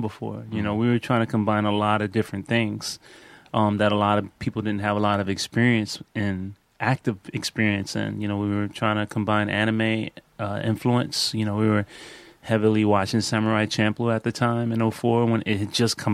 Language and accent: English; New York City, New York, United States; moved away as an adult; also born or lived in Brooklyn, New York / Greensboro, North Carolina; now in Los Angeles, United States; I'm from New York City. From Brooklyn, right? South Bronx